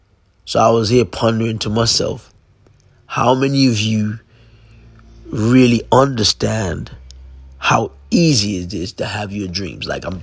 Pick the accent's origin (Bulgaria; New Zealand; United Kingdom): United Kingdom; London; Went through a very difficult time growing up in London, trying to fit in when I was supposed to meant to stand out.